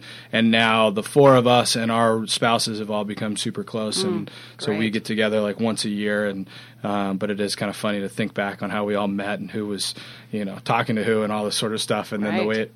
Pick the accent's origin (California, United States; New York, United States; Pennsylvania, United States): California, United States; San Diego; also born or lived in Waco, Texas; I grew up right here in La Jolla and Pacific Beach